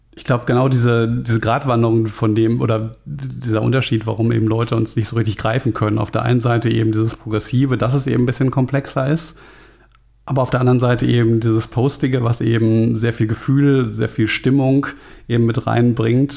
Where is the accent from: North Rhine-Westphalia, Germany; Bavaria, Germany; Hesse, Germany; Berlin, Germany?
Hesse, Germany; Frankfurt; ich komme selber aus Frankfurt